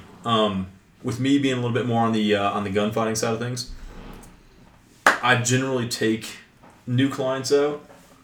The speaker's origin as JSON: {"language": "English", "region": "West Kentucky", "country": "United States", "tie": "born or raised there", "said": "I grew up in West Kentucky."}